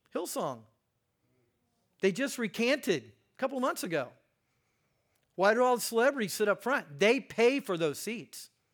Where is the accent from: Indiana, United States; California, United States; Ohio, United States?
Indiana, United States; Hagerstown; I grew up in Hagerstown, Indiana.